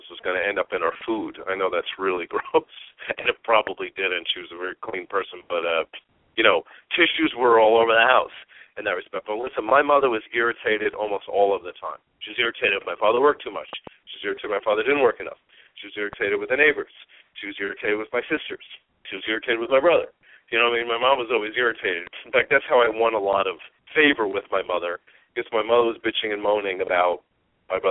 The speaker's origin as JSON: {"language": "English", "area": "Long Island", "region": "New York", "country": "United States", "tie": "born or raised there", "moved": "as an adult", "lives_now": "Phoenix, United States", "said": "I grew up on Long Island"}